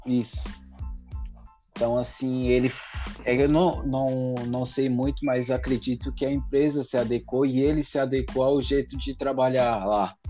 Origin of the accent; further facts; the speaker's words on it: São Paulo, Brazil; Eu sou de São Paulo, meus pais são do Nordeste